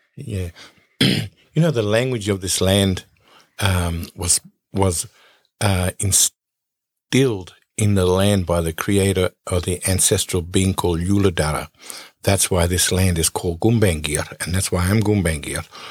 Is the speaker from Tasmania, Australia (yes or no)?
no; Nambucca Heads, New South Wales, Australia; I grew up in Nambaca Heads on the Aboriginal Reserve in Nambaca Heads